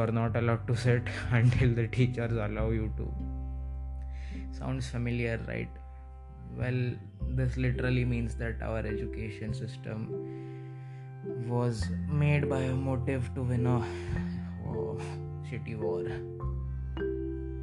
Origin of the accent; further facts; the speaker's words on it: India; I come from India